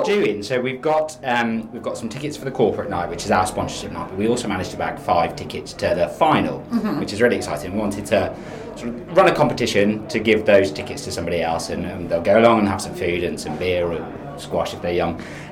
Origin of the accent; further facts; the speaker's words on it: Shrewsbury, West Midlands, United Kingdom; And we're all from Shrewsbury, so we were doing the trek every day, and it was quite bad.